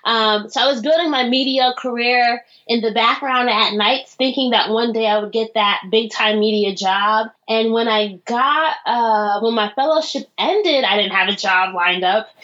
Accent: Orange, New Jersey, United States; accent: American; I'm from Orange, New Jersey, which is like an urban suburb outside of Newark, New Jersey

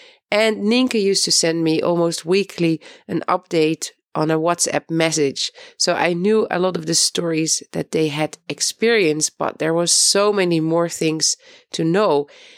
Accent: Netherlands; moved away as an adult; now in Beit Safafa, Palestine

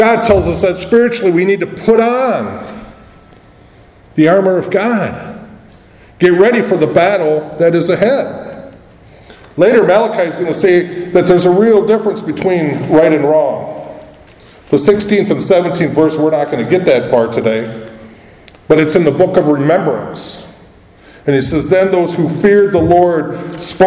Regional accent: United States; As an American

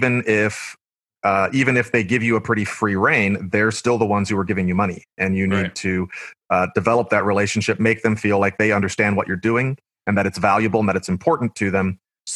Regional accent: Blue Springs, Missouri, United States; moved away as an adult; also born or lived in Paducah, Kentucky; now in Kentucky, United States; I worked at my hometown in Missouri, Blue Springs

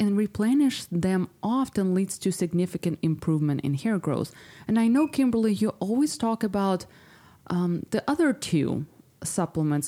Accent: Ukraine; moved away; my whole family still lives there. I'm from Ukraine

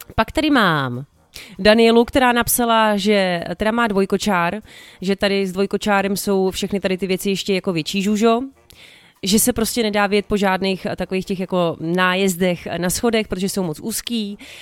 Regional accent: Prague, Czechia; jezdila jsem z Libně tramvají

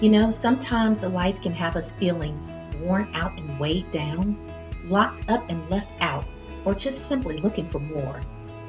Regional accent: Midwest, United States; also born or lived in East Texas; I'm from the Midwest, and I went to college in East Texas many years ago

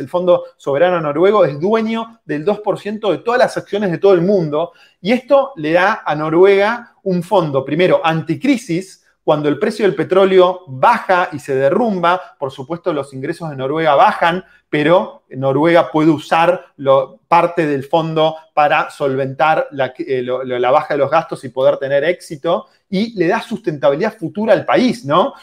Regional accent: Argentina

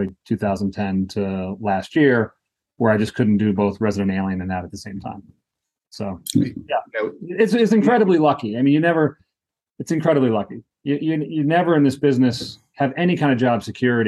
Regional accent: New Hampshire, United States; moved away; I'm from New Hampshire

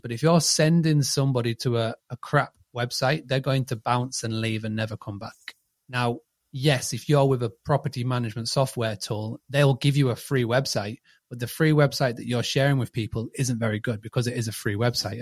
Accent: Scarborough, Yorkshire and the Humber, United Kingdom; I'm from a, a little town called Scarborough

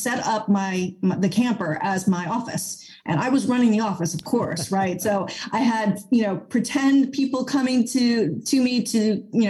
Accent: Summit, New Jersey, United States; I grew up in Summit, New Jersey

